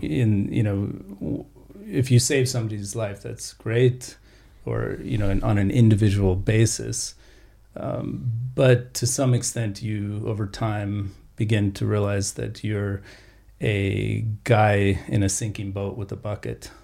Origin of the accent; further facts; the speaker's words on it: New Mexico, Colorado, the American West, United States; also born or lived in Austin, Texas; I uh, grew up in uh, New Mexico, Colorado, the West in general